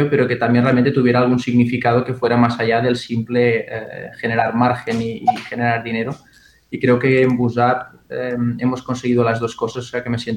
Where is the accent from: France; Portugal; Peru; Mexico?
Portugal; also born or lived in Galicia; now in Barcelona, Spain; No, bueno, soy portugués y gallego a la vez, o sea, Iberia para mí es como, como una casa única. Em, vine a Barcelona hace 14 años, 15 eh, y no 20